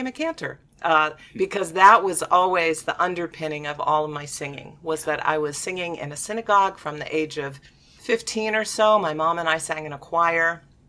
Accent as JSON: {"language": "English", "town": "Pittsburgh", "region": "Pennsylvania", "country": "United States", "tie": "born or raised there", "also_born_or_lived": "Boston", "moved": "as an adult", "lives_now": "Portland, United States", "said": "I grew up in Pittsburgh, Pennsylvania, and I was always singing from the age of 10."}